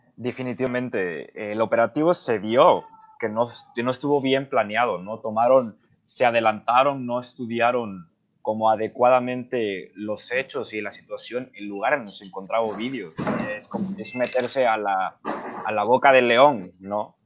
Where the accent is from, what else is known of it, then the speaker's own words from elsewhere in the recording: Colombia; now in Mexico; yo que soy colombiano